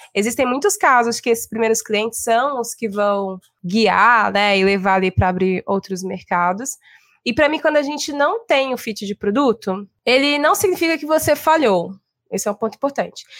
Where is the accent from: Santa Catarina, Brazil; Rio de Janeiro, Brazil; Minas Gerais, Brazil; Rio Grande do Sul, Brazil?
Minas Gerais, Brazil; Belo Horizonte; now in São Paulo, Brazil; sou mineira de Belo Horizonte, moro em São Paulo há algum tempo